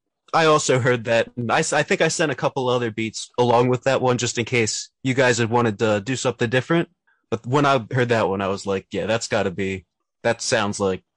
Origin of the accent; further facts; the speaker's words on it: York, Pennsylvania, United States; moved away as an adult; now in Pittsburgh, United States; I'm originally from York, Pennsylvania, and I pretty much grew up there. Spent most of my life there, and I've just recently moved out to Pittsburgh.